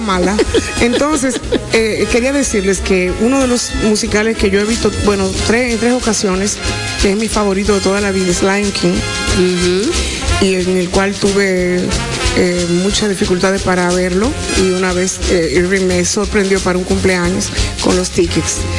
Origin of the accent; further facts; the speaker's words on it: Dominican Republic; moved away; also born or lived in Puerto Rico; me ha dado este país, el retorno, el yo poder volver